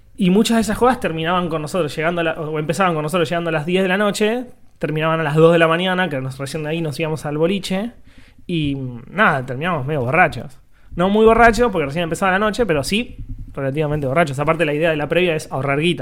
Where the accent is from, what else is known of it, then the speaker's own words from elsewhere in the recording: Quilmes, Buenos Aires Province, Argentina; yo durante muchos años en mi infancia, en Quilmes, cuando todavía vivía allá